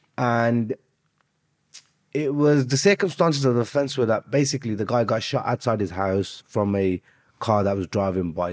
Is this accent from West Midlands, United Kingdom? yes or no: yes; Birmingham, West Midlands, United Kingdom; also born or lived in Azad Kashmir; I'm from Birmingham